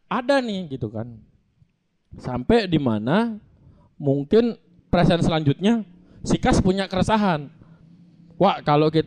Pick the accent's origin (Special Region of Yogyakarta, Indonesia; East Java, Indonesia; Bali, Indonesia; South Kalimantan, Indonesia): Bali, Indonesia; kita untuk bilang bahwasanya Bali adalah kita dari Bali dan